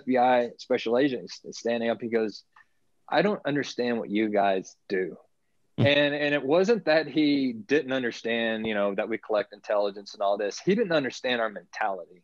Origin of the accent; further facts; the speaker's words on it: Navasota, Texas, United States; now in Texas High Plains, United States; Chuck Norris has a ranch right outside of my hometown of Navasota, where I grew up.